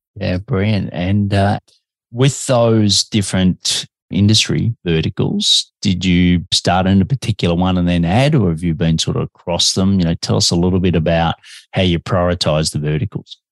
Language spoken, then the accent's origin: English; Australia; also born or lived in Melbourne, Australia; I'm an Aussie and I'm living in Melbourne, Australia, but I have a bit of an accent